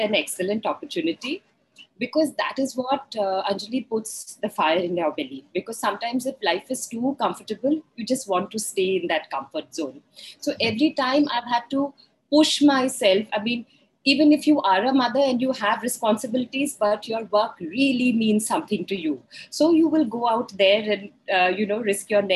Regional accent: India; I am female, I am maybe middle-aged, I am Indian

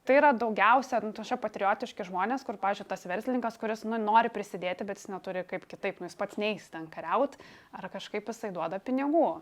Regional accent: Lithuania; tokie kaip mes iš Lietuvos

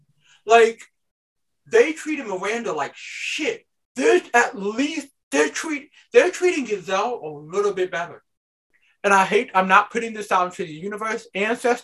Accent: United States; as a society, as an American society

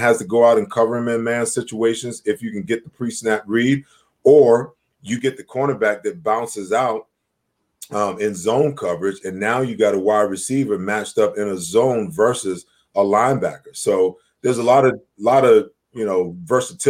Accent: New York, United States; I grew up, born and raised in New York

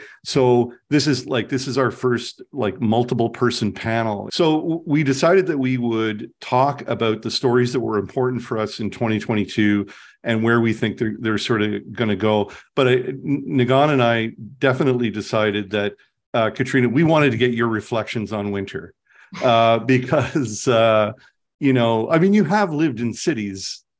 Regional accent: Southern Ontario, Canada; now in Winnipeg, Canada; I'm from Southern Ontario as well. I've lived here a very long time.

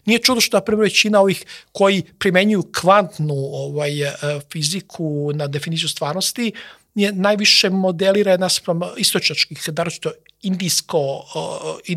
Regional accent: Serbia; Mi smo neminovno ulazimo potencijalno neke potencijalne integracije sa drugim Slovenima, jer smo slovenski narod.

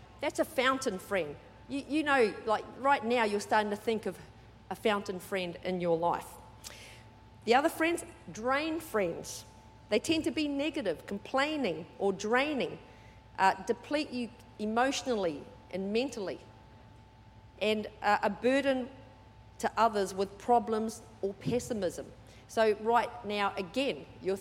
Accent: New Zealand; also born or lived in Sydney, Australia / Perth, Australia / Brisbane, Australia / Mackay, Australia; now in Australia; I was brought up in New Zealand, but 3 different parts of New Zealand.

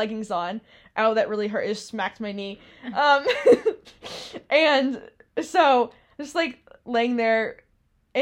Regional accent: Massachusetts, United States; moved away

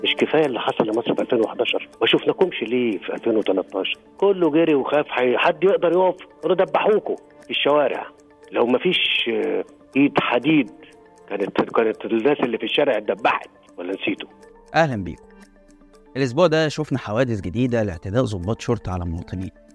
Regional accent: Egypt; احنا كمصريين

